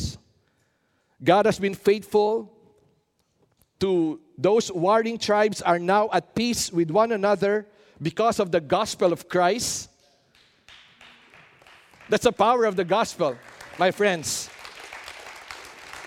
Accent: Philippines

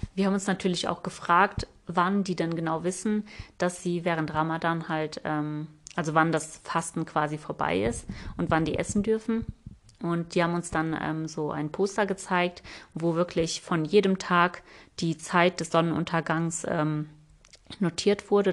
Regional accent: Germany; wir sind aus Deutschland

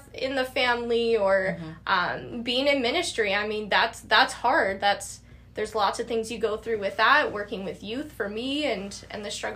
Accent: Regina, Saskatchewan, Canada; I'm from Regina, born and raised there

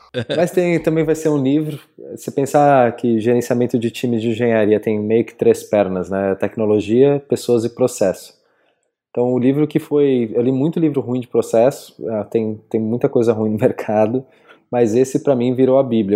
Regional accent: São Paulo, Brazil; moved away as an adult; also born or lived in Berlin; Eu saí de São Paulo quando estava com 24

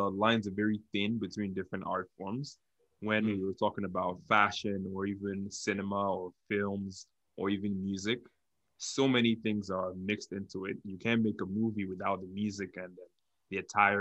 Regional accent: Lagos, Nigeria; moved away as an adult; now in Canada; I grew up in Nigeria. I was born and raised in Lagos, Nigeria, and I moved to Canada in 2016.

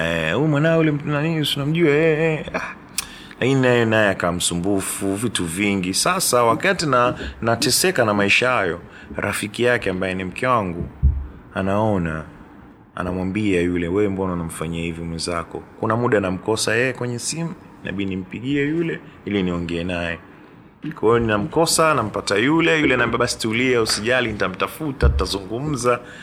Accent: Dar es Salaam, Tanzania; dar es salaam tu nimeishi imezaliwa hapa nimeishi maisha yangu yote

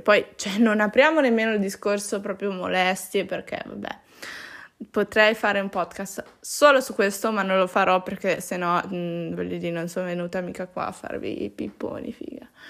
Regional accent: Italy; also born or lived in Peru; sono nata in Italia

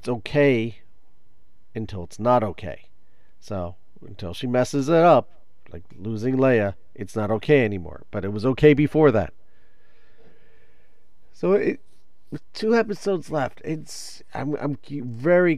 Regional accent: New Jersey, United States; I am a New Jersey guy. I'm a New Jersey guy. I live in New Jersey. I was born in New Jersey

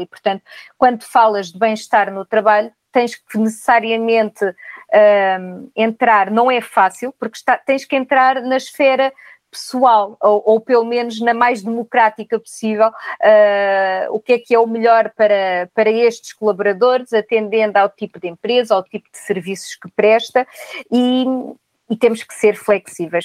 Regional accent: Castelo Branco, Portugal; moved away as an adult; now in Lisbon, Portugal; albicastrense, vim de Castelo Branco com a mala de cartão aos 18 anos para Lisboa

